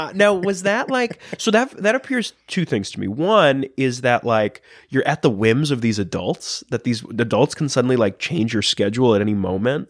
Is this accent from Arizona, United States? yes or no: no; Long Island, New York, United States; also born or lived in Astoria, Queens; I grew up on Long Island